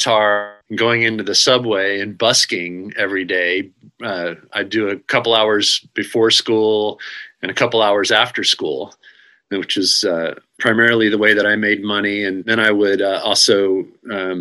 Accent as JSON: {"language": "English", "region": "Texas", "country": "United States", "tie": "born or raised there", "also_born_or_lived": "New York", "moved": "as an adult", "said": "I decided to come back to Texas. I grew up in Texas"}